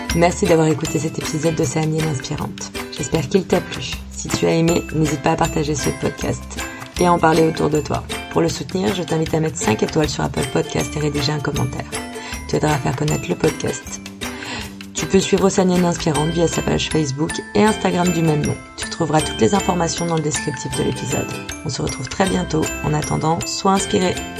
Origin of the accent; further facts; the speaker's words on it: Normandy, France; now in New Caledonia; je suis même pas locale et je suis normande à la base.